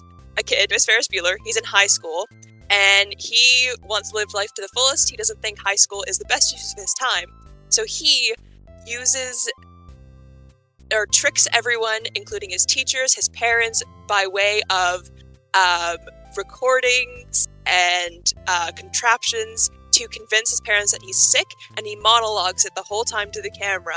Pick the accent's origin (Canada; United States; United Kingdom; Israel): Canada; Vancouver, British Columbia; I'm from Vancouver